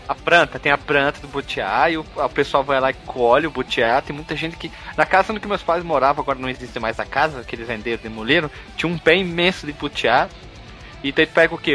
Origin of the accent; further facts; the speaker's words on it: Rio Grande do Sul, Brazil; eu sou gaúcho